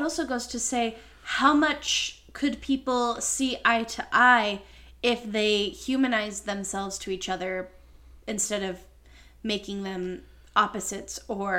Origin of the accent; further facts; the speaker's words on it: United States; especially as an American